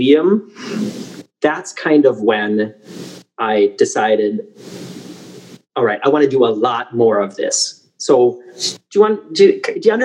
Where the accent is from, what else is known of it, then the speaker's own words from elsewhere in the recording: South St. Paul, Minnesota, United States; moved away as an adult; also born or lived in Wisconsin; now in Hamburg, Germany; I was born in South St. Paul, Minnesota on a snowy night in April